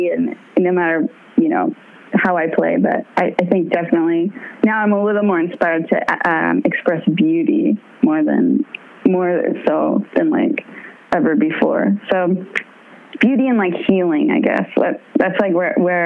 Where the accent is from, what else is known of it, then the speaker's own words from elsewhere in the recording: San Jose, California, United States; I grew up in San Jose